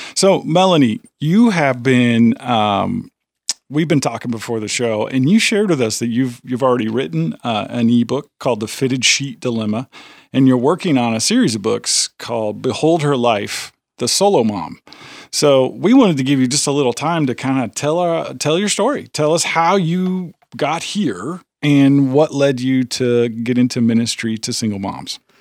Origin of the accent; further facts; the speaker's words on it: near Chicago, the Midwest, Illinois, United States; moved away as an adult; now in Tennessee, United States; I come from, you know, near Chicago. I grew up in the Midwest